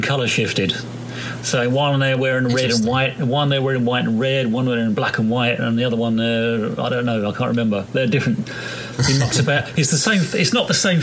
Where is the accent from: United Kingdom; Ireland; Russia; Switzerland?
United Kingdom; England; I'm English too